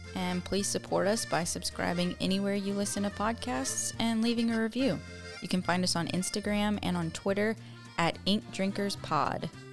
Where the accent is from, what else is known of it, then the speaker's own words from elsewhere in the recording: United States; I'm an American woman